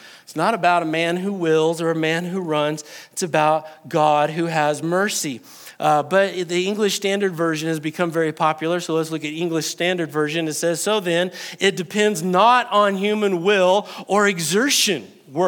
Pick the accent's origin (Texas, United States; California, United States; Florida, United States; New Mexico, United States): New Mexico, United States; I am very New Mexican, and sometimes I'm Texan whenever I say y'all